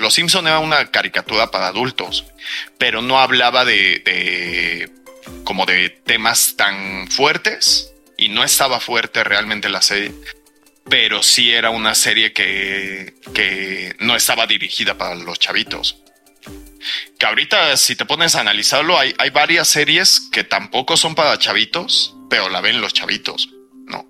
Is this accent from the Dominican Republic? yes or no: no; Mexico; como buen mexicano